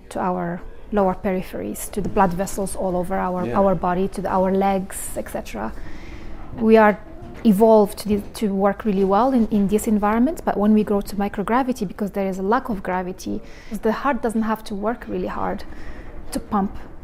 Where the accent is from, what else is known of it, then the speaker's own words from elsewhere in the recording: Morocco; moved away; I was born and raised in Morocco